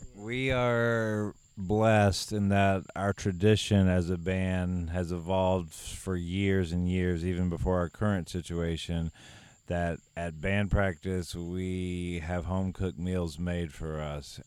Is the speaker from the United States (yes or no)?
yes; United States; I'm from down east. I def I grew up in the Great Dismal Swamp